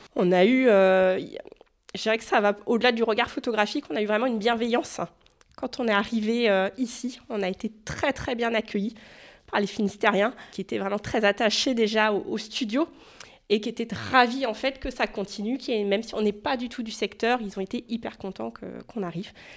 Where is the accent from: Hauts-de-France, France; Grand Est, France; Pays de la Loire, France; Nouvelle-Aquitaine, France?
Pays de la Loire, France; Sarthe; moved away as an adult; now in Carhaix, France; je suis originaire de, Sarthe, donc pas du tout du coin